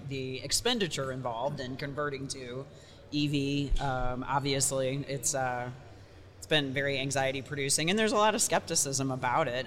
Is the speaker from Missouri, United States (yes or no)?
yes; St. Louis, Missouri, United States; moved away as an adult; also born or lived in New York; came back to my hometown of St. Louis.